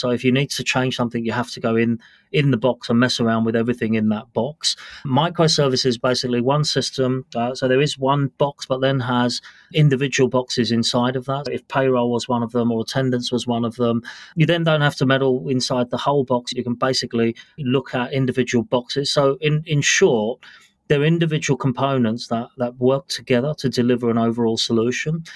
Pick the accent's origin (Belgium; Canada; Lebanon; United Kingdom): United Kingdom; moved away as an adult; also born or lived in London / Washington, D.C. / Melbourne; now in Singapore; So I'm a British born national. So I've actually lived in the UK until about